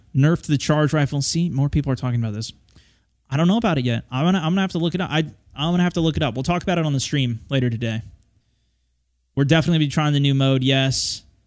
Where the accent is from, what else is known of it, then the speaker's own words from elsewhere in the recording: United States; I'm an American